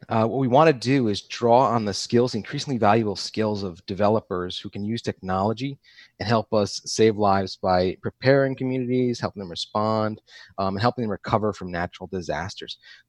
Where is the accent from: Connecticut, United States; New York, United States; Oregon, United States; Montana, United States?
Connecticut, United States; where I grew up in Connecticut